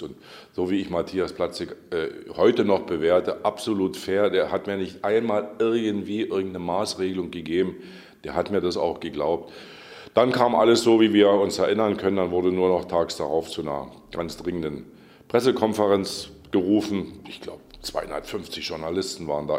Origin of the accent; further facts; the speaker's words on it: Saxony, Germany; moved away as an adult; now in Brandenburg, Germany; In Sachsen, da wo ich herkomme